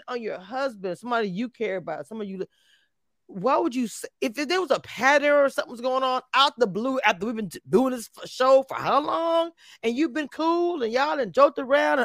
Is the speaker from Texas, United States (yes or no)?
no; Louisiana, United States; I am from Louisiana. This is my Zydeco music